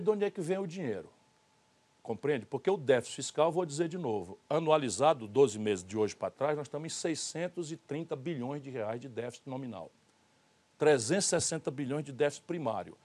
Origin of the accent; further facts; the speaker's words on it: Northeast Region, Brazil; eu sou nordestino